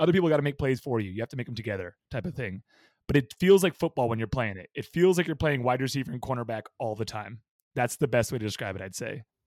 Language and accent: English; Bay Area, California, United States; moved away as an adult; now in San Diego, United States; I grew up in the Bay Area